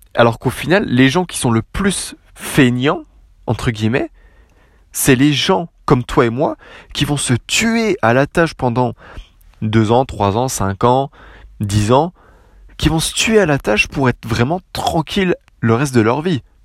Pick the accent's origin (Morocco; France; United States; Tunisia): France; je suis Français